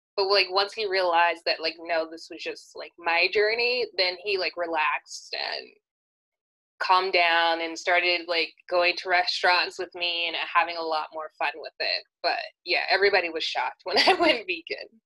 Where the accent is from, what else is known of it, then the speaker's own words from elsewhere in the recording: California, United States; I was born and raised in California